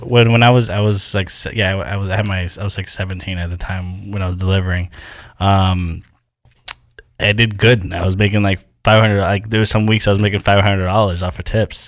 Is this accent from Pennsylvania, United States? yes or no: no; Haverhill, Massachusetts, United States; my hometown, Haverhill, where I grew up.